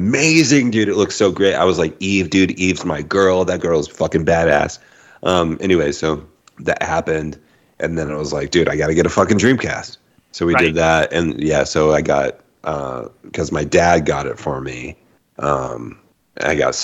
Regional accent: Phoenix, Arizona, United States; growing up in Ahwatukee

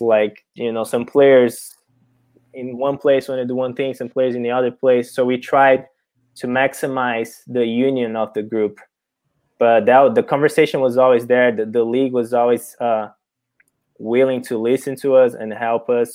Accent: Brazil; English is a second language; moved away as an adult; now in United States; I wasn't born here in America. I was born and raised in Brazil. only came here for college

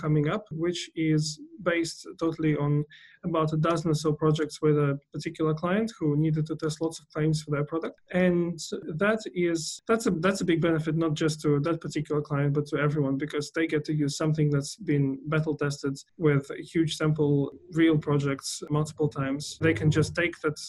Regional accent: Vladivostok, Primorsky Krai, Russia; moved away as an adult; now in Australia; I am from Russia originally, a city called Vladivostok, which is on the Pacific

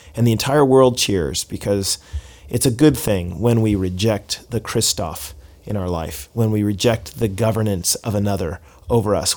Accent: Seattle, Washington, United States; My hometown is Seattle

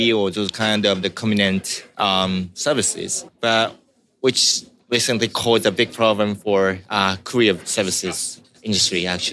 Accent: Osaka, Japan; I was born in Osaka, actually

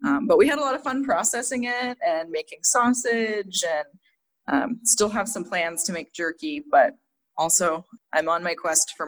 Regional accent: Northwest Montana, United States; moved away; I'm Blackfeet from Northwest Montana, grew up both on and off the reservation

